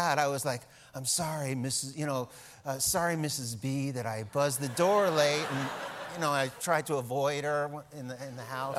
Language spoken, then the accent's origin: English; New York, United States; But I'm from New York